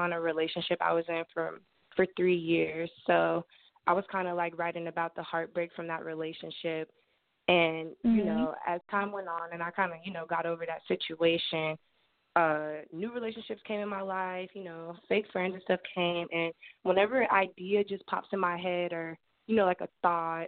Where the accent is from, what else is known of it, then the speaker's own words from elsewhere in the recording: Cincinnati, Ohio, United States; I'm from Cincinnati, Ohio. I was born and raised here.